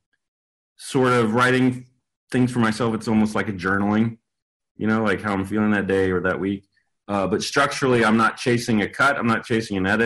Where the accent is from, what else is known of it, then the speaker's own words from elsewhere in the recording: Paris, Texas, United States; I grew up in Paris, Texas, in pre-internet age